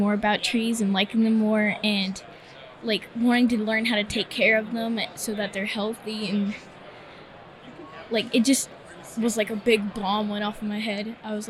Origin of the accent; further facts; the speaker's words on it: Pilot, Virginia, United States; So I'm from Pilot, Virginia, and we're right up in the mountains.